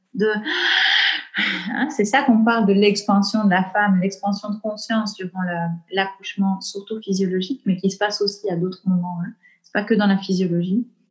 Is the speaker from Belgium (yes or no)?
yes; Belgian Ardennes, Wallonia, Belgium; accent: Belgian; je viens du fin fond de l'Ardenne belge, tu vois. Donc, j'ai grandi dans les bois.